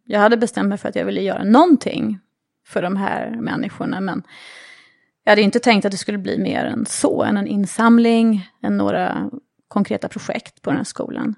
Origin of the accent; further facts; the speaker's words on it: Sweden; moved away as an adult; also born or lived in New York; som svensk